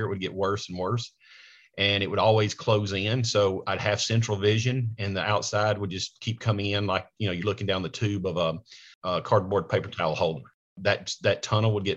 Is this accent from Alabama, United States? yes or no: yes; Coleman, Alabama, United States; moved away as an adult; now in Nashville, United States; I was raised in a small rural part of Alabama, Coleman, Alabama.